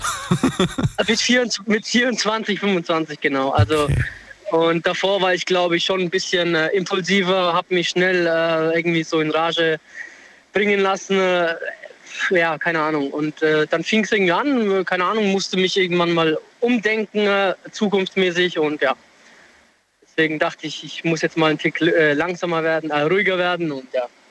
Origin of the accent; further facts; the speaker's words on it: near Würzburg, Bavaria, Germany; now in Homburg, Germany; Ich komm, äh, ursprünglich aus der Nähe von Würzburg